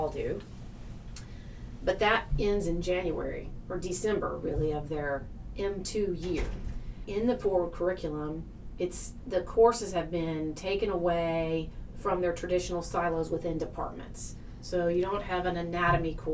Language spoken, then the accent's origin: English; Tennessee, United States; moved away as an adult; now in Wisconsin, United States; although I'm originally from Tennessee